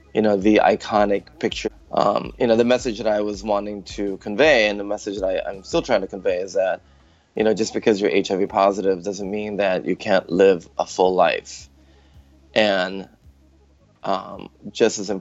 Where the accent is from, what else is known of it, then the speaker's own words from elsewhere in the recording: Chicago, Illinois, United States; moved away as an adult; also born or lived in Philippines; now in San Francisco, United States; my family moved to Chicago, actually, when I was 11. And so I technically grew up in Chicago